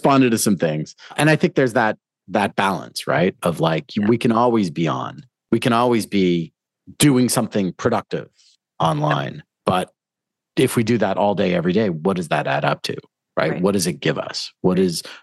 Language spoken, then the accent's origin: English; Toronto, Ontario, Canada; also born or lived in South America; I grew up in Toronto